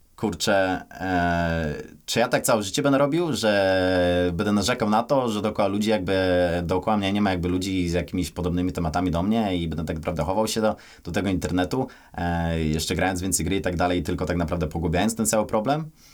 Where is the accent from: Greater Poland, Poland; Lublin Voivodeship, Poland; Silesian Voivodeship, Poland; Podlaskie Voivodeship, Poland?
Greater Poland, Poland; Kościan; urodzony w takiej miejscowości Kościan, niedaleko Poznania